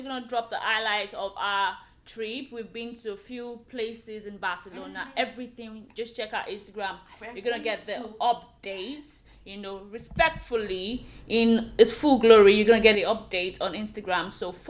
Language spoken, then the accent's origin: English; Nigeria; I am a Nigerian lady